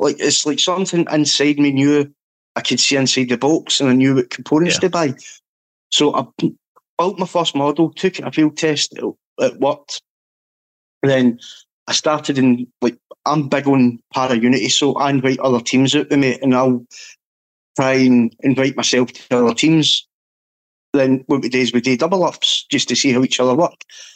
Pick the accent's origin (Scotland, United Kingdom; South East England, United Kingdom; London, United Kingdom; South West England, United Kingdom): Scotland, United Kingdom; being Scottish